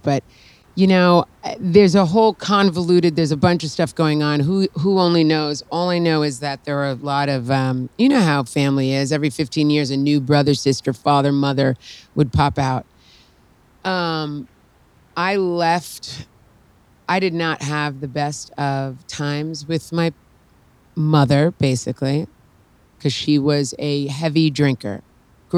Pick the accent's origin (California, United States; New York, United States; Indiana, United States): New York, United States; New York City; also born or lived in Long Island, New York; I was born in the Bronx, grew up in New York and Long Island